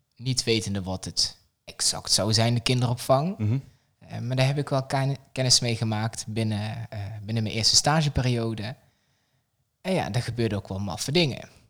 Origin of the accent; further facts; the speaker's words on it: south of the Netherlands, Netherlands; in het zuiden waar ik vandaan kom